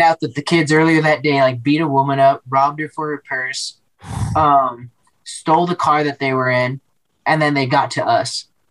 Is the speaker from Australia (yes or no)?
no; Denver, Colorado, United States; also born or lived in Yonkers, New York; I grew up in Denver